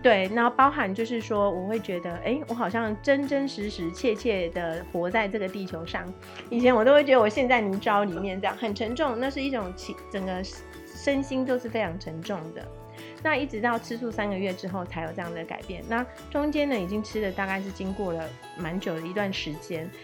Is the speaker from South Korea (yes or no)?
no; Taiwan; now in Taipei, Taiwan; 我是一个不吃青菜的小孩，特别是来台北之后，你知道在乡下长大的孩子